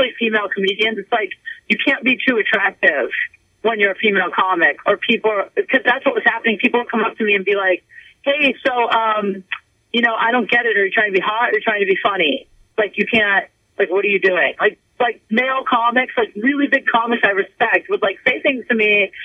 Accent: Canton, Ohio, United States; I'm from Canton

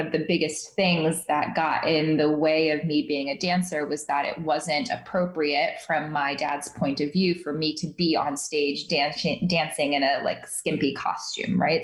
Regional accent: Midwest, United States; moved away; also born or lived in New York City; I grew up in the Midwest in a Muslim household

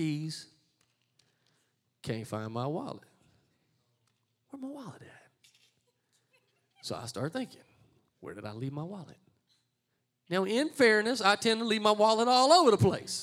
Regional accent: Louisiana, United States; I'm from Louisiana.

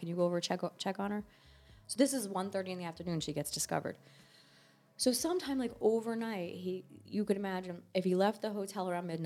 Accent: New Jersey, United States; we're from New Jersey

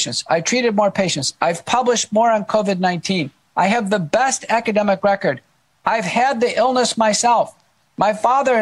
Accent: Texas, United States; accent: Texan; also born or lived in Buffalo, New York / Seattle; I am. I grew up here as a kid

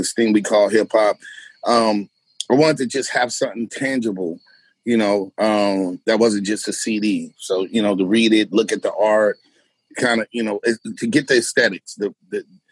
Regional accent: United States; as American and urban Puerto Ricans and Blacks

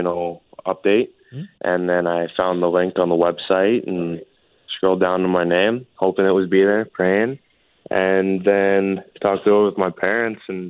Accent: Edmonton, Alberta, Canada; also born or lived in Airdrie, Alberta; I was born in Edmonton, played until I was about 10 or 11 there

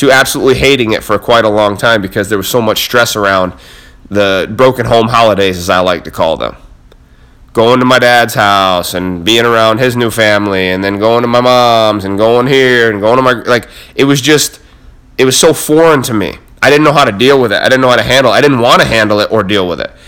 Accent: Cam Road, New York, United States; from Cam Road, New York, middle of fucking nowhere

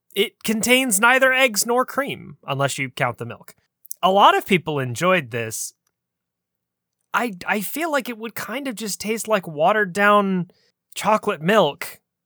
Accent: United States; we in the States

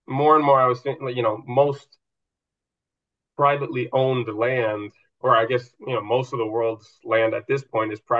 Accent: Minnesota, United States; moved away as an adult; now in Spain; I've lived all over, but I grew up mostly in Minnesota

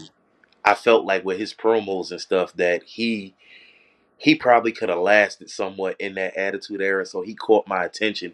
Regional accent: Philadelphia, Pennsylvania, United States; being from Philly

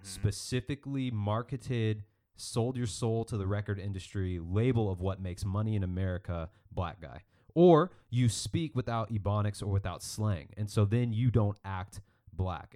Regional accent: Mesa, Arizona, United States; growing up in Northeast Mesa, Arizona

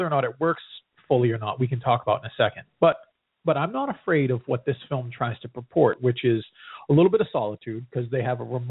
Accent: New England, United States; I grew up in New England.

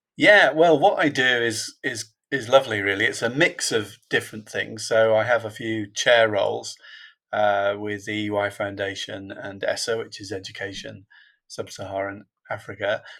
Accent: Liverpool, North West England, United Kingdom; I was born in a in a place called Toxteth in in Liverpool, which is not a natural place for board members to come from.

